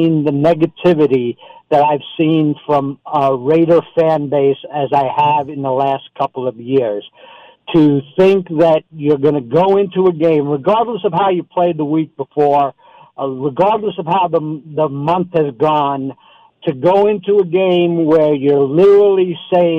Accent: New York, United States; moved away as an adult; now in Arizona, United States; I'm originally from New York, born and raised, and moved out to Arizona years ago

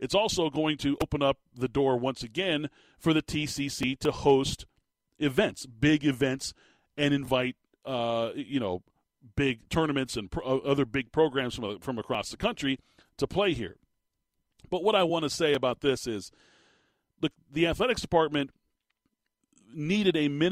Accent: Tucson, Arizona, United States; I couldn't be more proud of my hometown, my people, the folks in Tucson

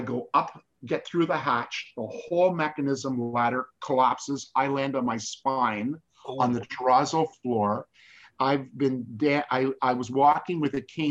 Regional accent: Canada; I'm a Canadian

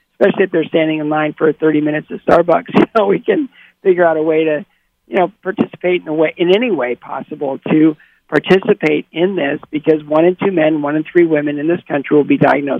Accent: Bowling Green, Ohio, United States; my hometown of Bowling Green, Ohio

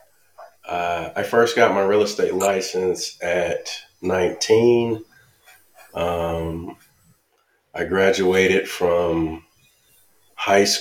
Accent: Detroit, Michigan, United States; moved away as an adult; also born or lived in Alabama / Florida; now in Louisiana, United States; I'm originally from Detroit, Michigan, born and raised

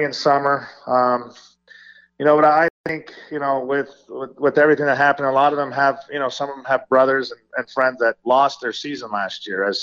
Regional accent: Las Vegas, Nevada, United States; myself and some of our coaches who are born and raised in Las Vegas

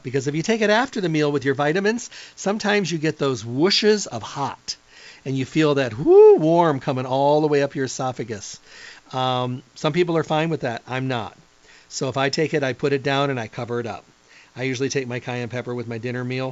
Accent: Midwest, United States; moved away; I came from the Midwest where ketchup was considered hot

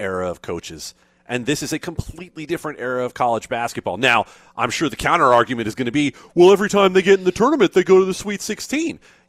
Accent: New York, United States; moved away; I'm a New Yorker, but I grew up in the heyday of Louis Carnesecca and the beautiful sweaters

